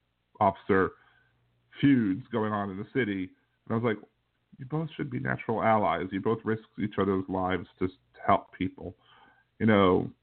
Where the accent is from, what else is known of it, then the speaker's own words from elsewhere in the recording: Kenner, Louisiana, United States; I'm from Kennebra, and that's the joke down here, just in case you didn't know.